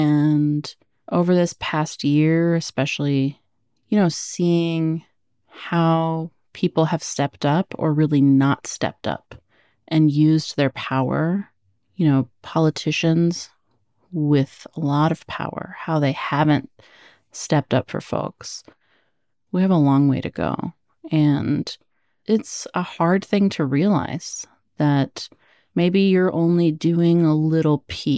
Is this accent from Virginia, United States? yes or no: no; Oregon, United States; born there; I was born in Oregon. That's where my parents met, and they experienced racism there too.